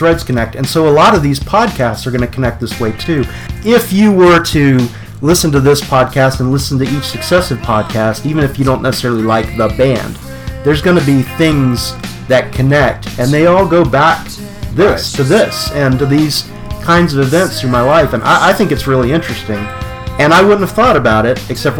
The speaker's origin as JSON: {"language": "English", "town": "Beckley", "region": "West Virginia", "country": "United States", "said": "And I come from West Virginia, Beckley, West Virginia. And my relatives, coal miners, truck drivers, mm-hmm. you know. My grandmother was a first generation Italian immigrant."}